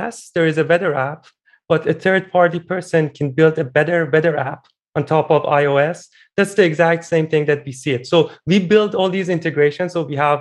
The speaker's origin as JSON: {"language": "English", "country": "Iran", "tie": "born or raised there", "moved": "yes", "said": "I'm originally Iranian. I built a dating app back in my home country"}